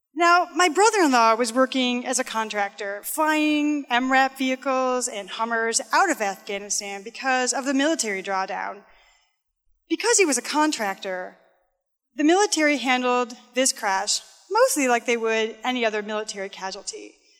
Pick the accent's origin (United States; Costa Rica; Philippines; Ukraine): United States; Midwest; I'm from the Midwest